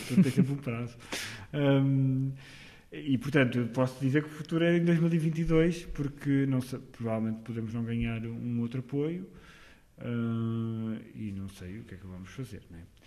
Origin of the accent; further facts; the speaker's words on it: Amarante, Norte, Portugal; also born or lived in Porto; eu andava numa, num grupo de teatro amador na minha terra, que, que é Amarante